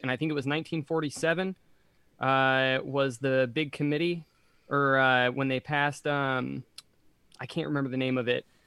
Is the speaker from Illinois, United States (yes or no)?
no; California, United States; being Californian